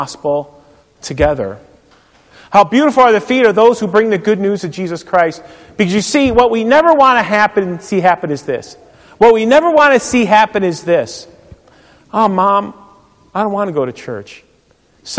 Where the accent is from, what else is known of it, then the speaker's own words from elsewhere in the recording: Euclid, Ohio, United States; moved away as an adult; also born or lived in River Forest, Illinois / East Peoria, Illinois; I grew up in Euclid, Ohio, and I went to Shorehaven Lutheran Church